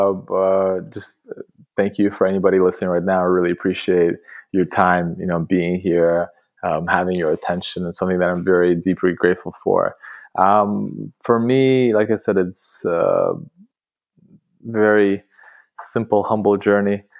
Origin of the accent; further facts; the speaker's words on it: Russia; also born or lived in Canada; now in London, United Kingdom; growing up in Russia, in a small town, close to Siberia, so wow. Kazakhstan, like literally in the middle of nowhere.